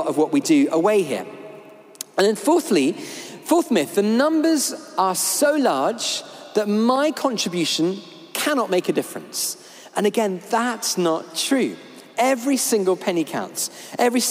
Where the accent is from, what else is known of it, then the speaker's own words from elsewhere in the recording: United Kingdom; we're British